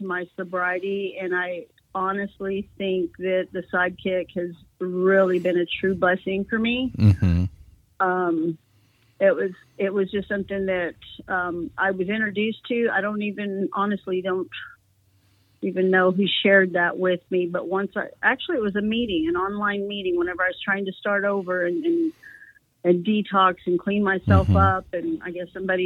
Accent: Texas, United States; accent: Texas; also born or lived in California; I do have that Texas accent. That's, yeah, you know, where I've pretty much have been raised, but born in California

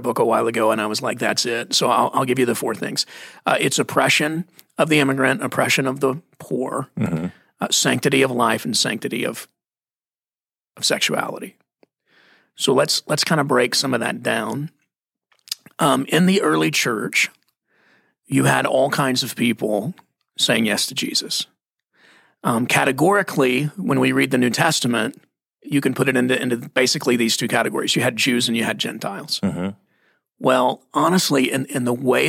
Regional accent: Texas, United States; I grew up in Texas

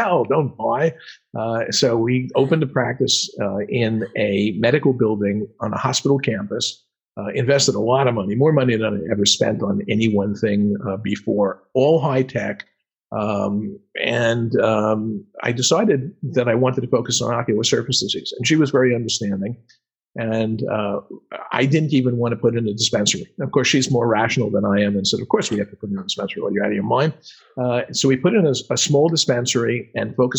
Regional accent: New York, United States; accent: New York; moved away; my New York accent

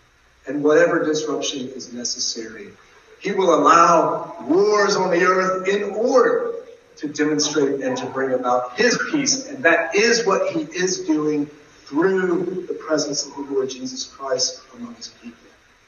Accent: Georgia, United States; moved away as an adult; also born or lived in St. Louis, Missouri; I'm from Georgia, by the way

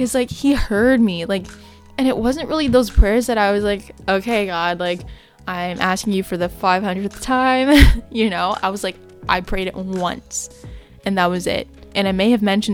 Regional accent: Canada; It was a 4-hour drive from where I live. So yeah, it was just really good to get away from my hometown

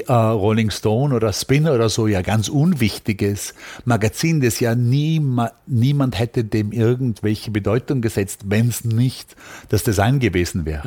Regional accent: Austria; moved away as an adult; also born or lived in Vienna; now in United States; ich kam natürlich als Österreicher aus einem Milieu, also einem Studentenmilieu

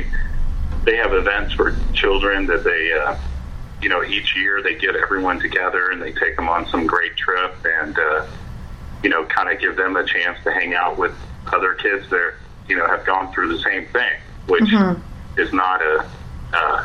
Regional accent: Dallas, Texas, United States; I'm originally from Dallas, Texas, myself, and we have a house there

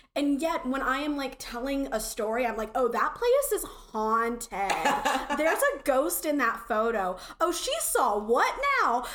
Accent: the South, United States; accent: southern; my accent was terribly southern

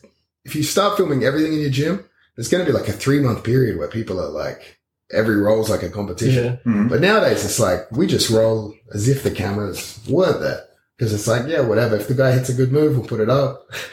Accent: Australia; being an Australian

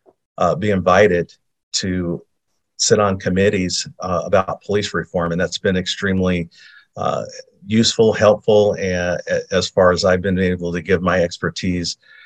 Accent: Portland, Oregon, United States; I was born and raised here in Portland, Oregon, North Portland.

